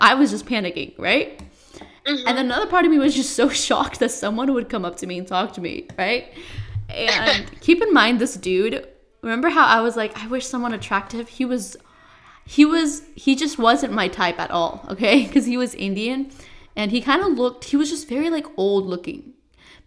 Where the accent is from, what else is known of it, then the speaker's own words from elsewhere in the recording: Nepal; moved away; I'm from Nepal.